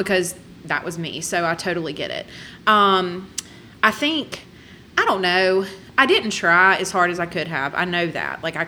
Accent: Hattiesburg, Mississippi, United States; I was born in Hattiesburg

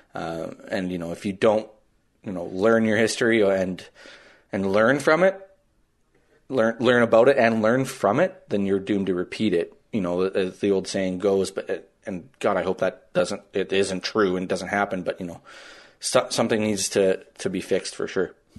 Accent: Lloydminster, Canada; growing up in Lloyd

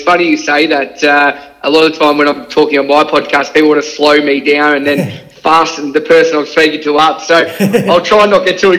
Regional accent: Shepparton, Victoria, Australia; moved away as an adult; now in Melbourne, Australia; but I've obviously moved on now and live in Melbourne, down Bayside, which is really nice as well. But growing up in Shepparton was amazing.

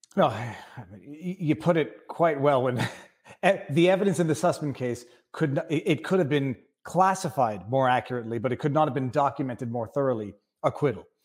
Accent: Canada; I'm Canadian

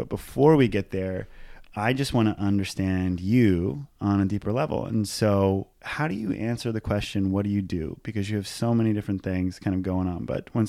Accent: Hawaii, United States; And this is because I grew up in Hawaii. And when I was on our travel soccer team, it was all Hawaiians, Filipinos, and Asians.

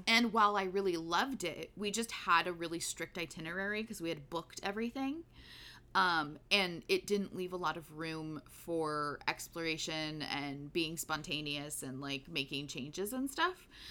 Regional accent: United States; we are American

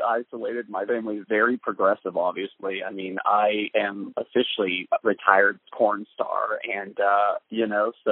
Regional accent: Greenville, Texas, United States; driving through my hometown, and the city where the ranch is called Greenville, Texas

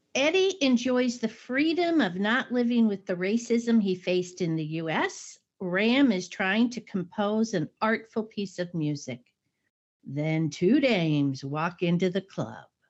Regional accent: United States; i'm american

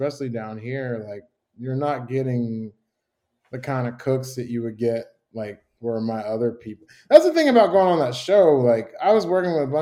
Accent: Chicago, Illinois, United States; also born or lived in Tuscaloosa, Alabama / San Francisco; now in Birmingham, United States; I'm from Chicago

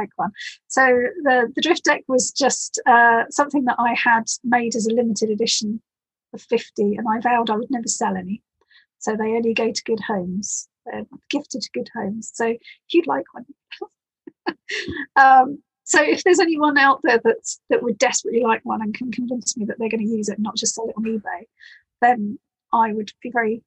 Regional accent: Ely, East of England, United Kingdom; I grew up in Ely, in the Fens in East Anglia

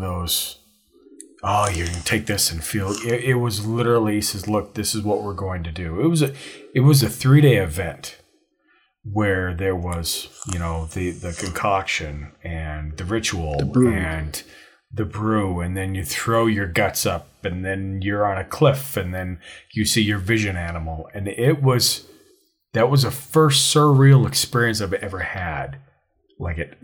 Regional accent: Montana, United States; I grew up in Montana

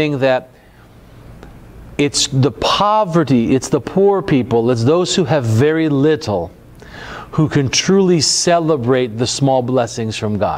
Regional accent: United States; I grew up in America

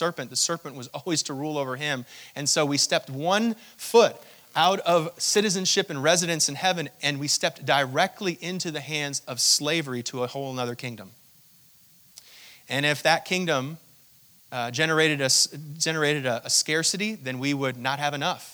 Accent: Hong Kong; I was born in Hong Kong to my mother, who's an American citizen

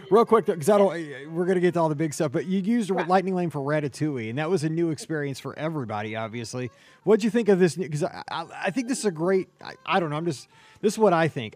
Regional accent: Missouri, United States; I'm from Missouri

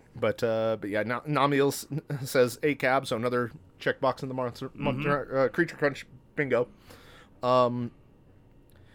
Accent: United States; I'm an American, I'm an idiot American

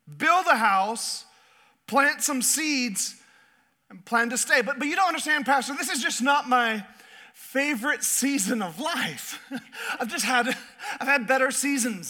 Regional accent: Southeast Alaska, United States; I was raised in Southeast Alaska

